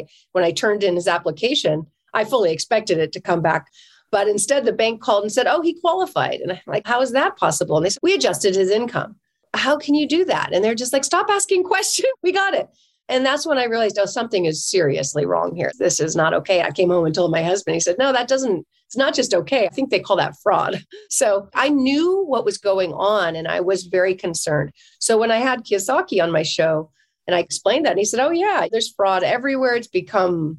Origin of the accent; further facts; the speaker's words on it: California, United States; I'm from California